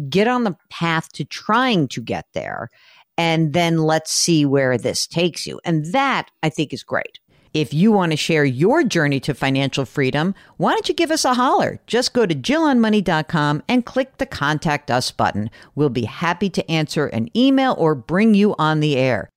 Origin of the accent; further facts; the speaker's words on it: New York, United States; we're, we're New Yorkers